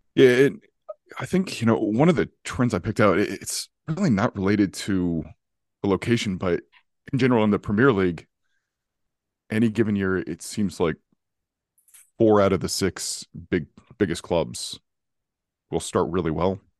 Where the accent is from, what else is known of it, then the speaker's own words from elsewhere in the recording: California, United States; now in North Carolina, United States; initially I'm from California, so the thing I love about, uh, the state is it's very steady. Uh, I could tell you what the weather is in my hometown today